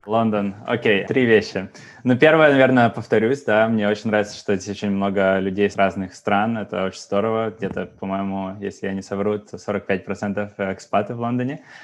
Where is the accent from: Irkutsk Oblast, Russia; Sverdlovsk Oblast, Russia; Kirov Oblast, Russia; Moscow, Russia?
Sverdlovsk Oblast, Russia; Yekaterinburg; moved away as an adult; also born or lived in Saint Petersburg / Germany; Я из Екатеринбурга